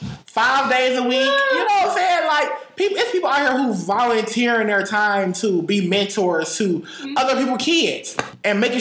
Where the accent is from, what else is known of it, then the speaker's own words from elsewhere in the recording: Detroit, Michigan, United States; I am from the West Side of Detroit. From the West Side of Detroit, born and raised.